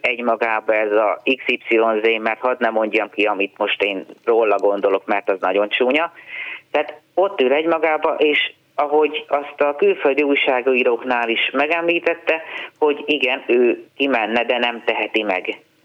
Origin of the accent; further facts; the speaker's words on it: Hungary; olyan büszke voltam, hogy magyar vagyok